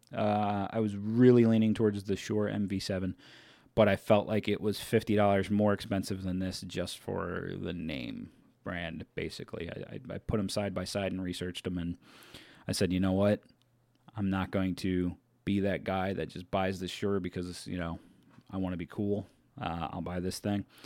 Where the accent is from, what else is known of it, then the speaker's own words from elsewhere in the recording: Delaware, United States; I'm from Delaware